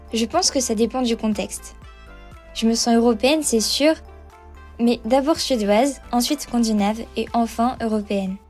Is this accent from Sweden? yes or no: yes; Malmö, Skåne, Sweden; now in Lund, Sweden; En fait, je vis dans le sud de la Suède, à Lund, et j'ai grandi à Malmö.